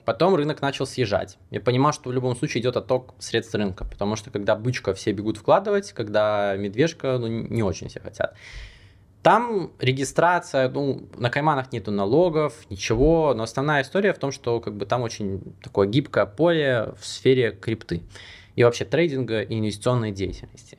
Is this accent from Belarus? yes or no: yes; Belarus; now in Monaco; я сам белорус